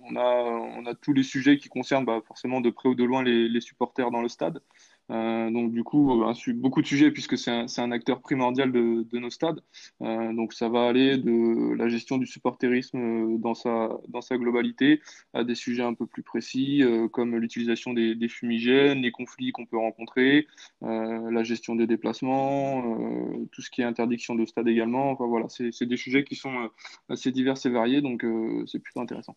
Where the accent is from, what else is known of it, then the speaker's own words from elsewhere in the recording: Nantes, Pays de la Loire, France; je suis nantais